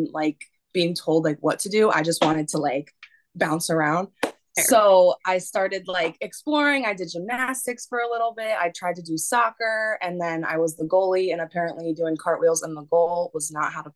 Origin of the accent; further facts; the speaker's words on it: Hartford, Connecticut, United States; moved away as an adult; also born or lived in Brooklyn, New York; now in New York, United States; I'm originally from Hartford, Connecticut, born and raised